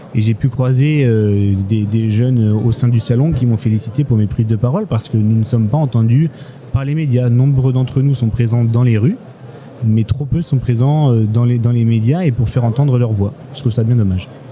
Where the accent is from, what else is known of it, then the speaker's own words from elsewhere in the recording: Limousin, Nouvelle-Aquitaine, France; je viens du Limousin